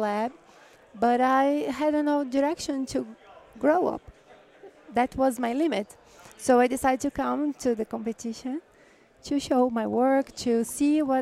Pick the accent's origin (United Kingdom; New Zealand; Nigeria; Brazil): Brazil; São Paulo; English is a second language; moved away as an adult; now in United States; I'm from Brazil, São Paulo